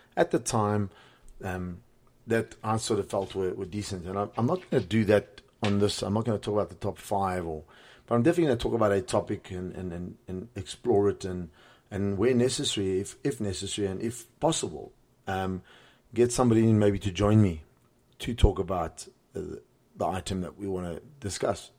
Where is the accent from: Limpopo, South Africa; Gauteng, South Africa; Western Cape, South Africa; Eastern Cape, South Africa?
Western Cape, South Africa; Cape Town; moved away as an adult; also born or lived in Johannesburg; born and raised in Cape Town. Grew up there